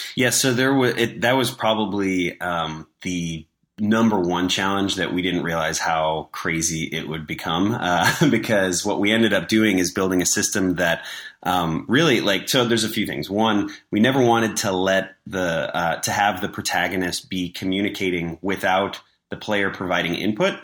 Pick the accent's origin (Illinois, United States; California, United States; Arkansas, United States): Illinois, United States; Chicago; moved away as an adult; also born or lived in Los Angeles; I was from Chicago. I moved out to L A, for an internship